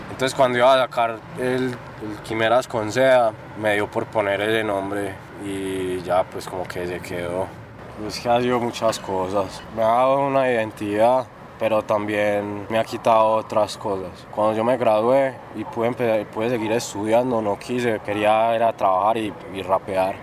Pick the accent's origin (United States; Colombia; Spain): Colombia; El Retiro, Antioquia; born or raised there; also born or lived in Medellín / La Ceja / Llano Grande